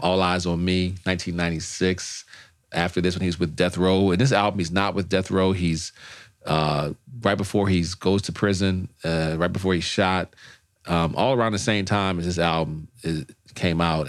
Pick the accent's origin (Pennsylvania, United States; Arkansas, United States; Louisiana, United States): Louisiana, United States; New Orleans; also born or lived in Los Angeles; now in Washington, D.C., United States; I'm from New Orleans. We invented jazz.